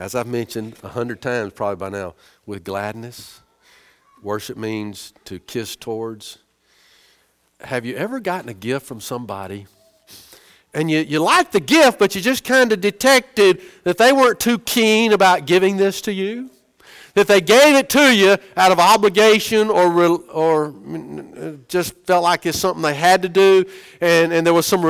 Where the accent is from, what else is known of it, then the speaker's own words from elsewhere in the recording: United States; We're so American.